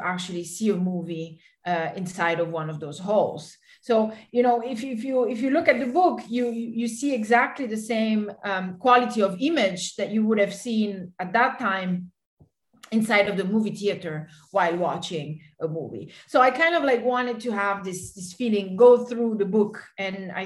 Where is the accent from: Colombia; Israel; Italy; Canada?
Italy; I come from Italy and we do have a lot of attachment for the cinema